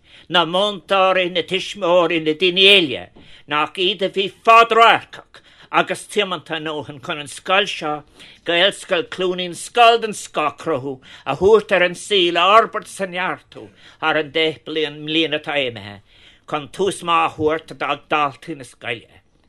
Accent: Ireland; This is what is wonderful about, in fact, being Irish in a generous way.

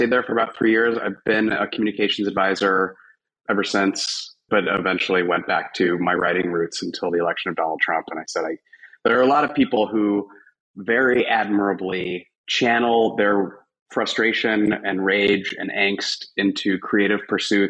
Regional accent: Louisville, Kentucky, United States; moved away as an adult; also born or lived in Syracuse, New York / Los Angeles, California; I'm actually from Louisville, Kentucky, which is where I now live as well

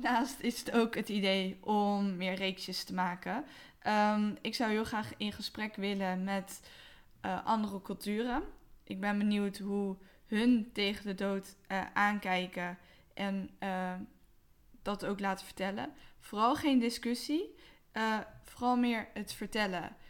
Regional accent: Westland, South Holland, Netherlands; now in Rotterdam, Netherlands; 29 jaar, opgegroeid in het Westland en ik woon nu in Rotterdam.

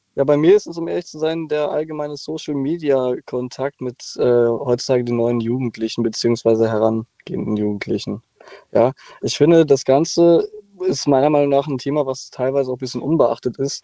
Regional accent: Cologne, North Rhine-Westphalia, Germany; ich komme jetzt zum Beispiel aus Köln

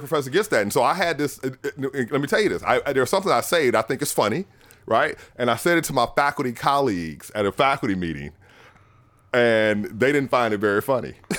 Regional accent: New Orleans, Louisiana, United States; moved away; I'm from New Orleans originally

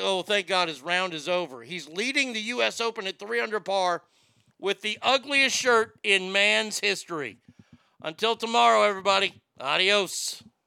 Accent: the South, United States; I grew up in the South

